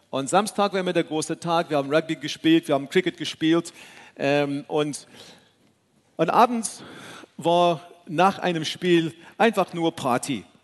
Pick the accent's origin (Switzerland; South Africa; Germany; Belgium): South Africa; moved away; So wie viele, viele von euch wissen, äh, bin ich in Südafrika aufgewachsen, in einer ganz anderen Kultur.